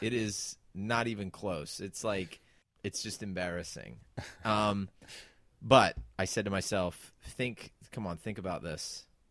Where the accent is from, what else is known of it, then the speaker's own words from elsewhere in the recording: San Diego, California, United States; now in United Kingdom; I grew up in San Diego, California